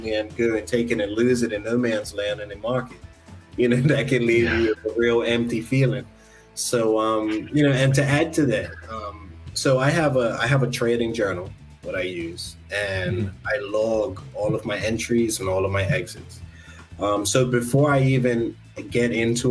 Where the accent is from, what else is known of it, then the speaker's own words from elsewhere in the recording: Alabama, United States; now in Bermuda; growing up in Alabama